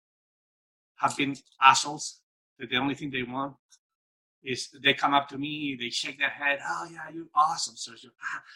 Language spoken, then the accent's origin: English; Spain; growing up in Spain, in a dictatorship